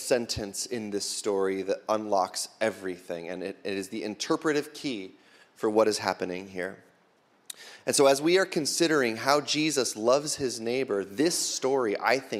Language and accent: English; United States; we as American Christians